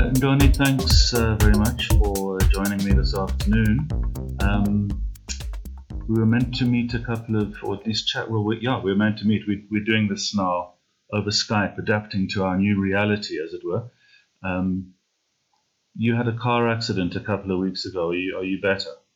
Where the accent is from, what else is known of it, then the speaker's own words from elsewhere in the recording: Durban, KwaZulu-Natal, South Africa; moved away; I grew up in Durban as well